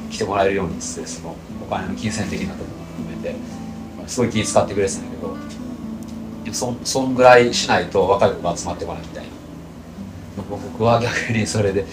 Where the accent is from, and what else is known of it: Tokushima, Japan; born or raised there